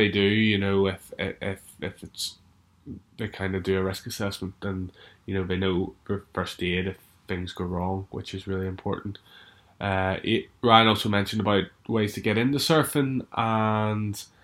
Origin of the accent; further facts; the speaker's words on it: Strangford Lough, Northern Ireland, United Kingdom; growing up on Strangford Lock, same place where I've grown up